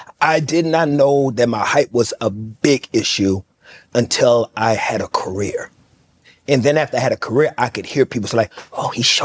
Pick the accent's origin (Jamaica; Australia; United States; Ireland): United States; Fort Worth, Texas; I'm from Fort Worth.